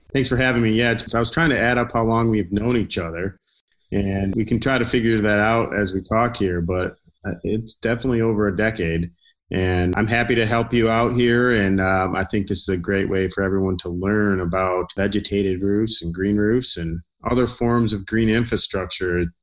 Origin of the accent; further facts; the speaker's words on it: Traverse City, Michigan, United States; moved away as an adult; also born or lived in Chicago; I was born and raised here in Traverse City, and I recently came back